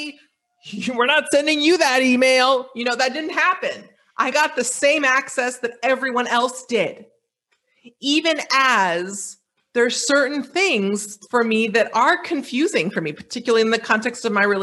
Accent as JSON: {"language": "English", "country": "United States", "moved": "as an adult", "lives_now": "Dakar, Senegal", "said": "a U.S. citizen who's based in West Africa"}